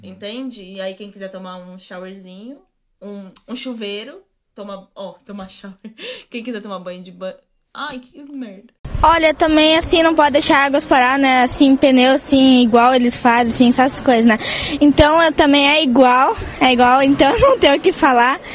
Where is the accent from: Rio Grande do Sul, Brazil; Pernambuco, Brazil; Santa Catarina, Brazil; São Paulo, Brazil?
Rio Grande do Sul, Brazil; now in England, United Kingdom; eu sou do Rio Grande do Sul